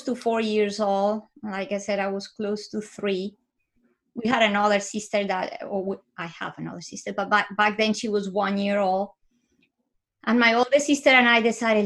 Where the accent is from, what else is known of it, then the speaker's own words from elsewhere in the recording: Bogota, Colombia; moved away; I was born in Bogota, Colombia. I lived with my parents and my sisters